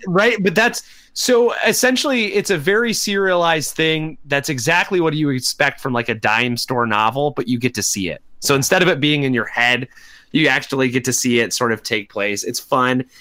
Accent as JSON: {"language": "English", "country": "United States", "tie": "born or raised there", "said": "as American kids who grew up in, in American schools"}